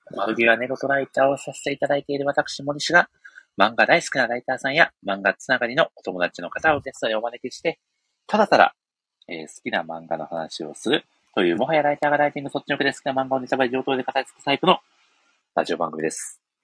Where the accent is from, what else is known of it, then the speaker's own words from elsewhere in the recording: Ehime, Japan; 私の地元、愛媛県の